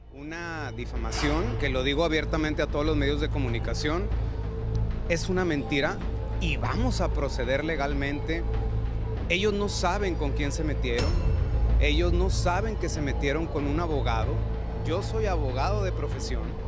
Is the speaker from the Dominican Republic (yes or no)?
no; Mexico; now in United States; hoy por hoy vivo en Estados Unidos, soy residente americano y también soy mexicano